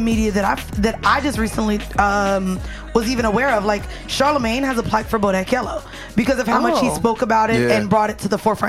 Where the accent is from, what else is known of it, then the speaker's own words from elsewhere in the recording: Florida, United States; moved away; I'm from Florida.